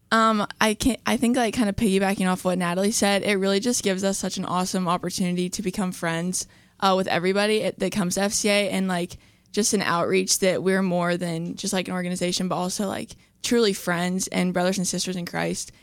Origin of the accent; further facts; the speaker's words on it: Charleston, West Virginia, United States; I'm from Charleston, West Virginia